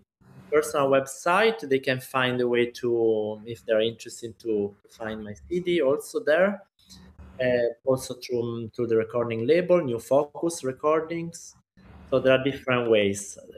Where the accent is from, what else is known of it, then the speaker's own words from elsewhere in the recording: Rome, Lazio, Italy; English is a second language; moved away as an adult; now in New York, United States; And I was born in Rome, and I was studying in Rome, so I'm a truly Roman.